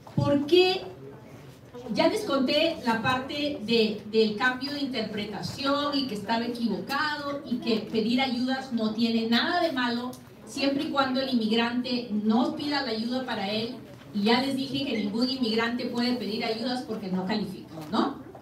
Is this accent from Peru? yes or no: yes; Peru; now in United States; Yo soy bien peruana a la hora que hablo